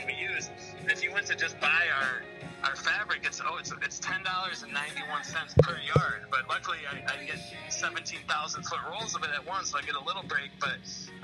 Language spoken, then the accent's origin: English; Detroit, Michigan, United States; I was born in Detroit back in 87